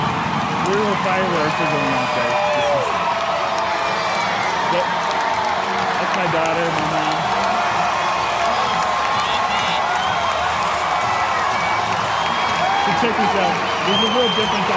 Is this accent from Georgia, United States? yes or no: no; Houston, Texas, United States; moved away; I was in Houston, and it's my hometown